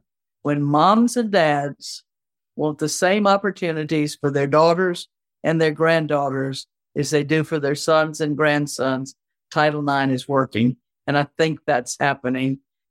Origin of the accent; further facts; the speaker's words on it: Opelousas, Louisiana, United States; I grew up in Opelousas, Louisiana, Cajun country all the way.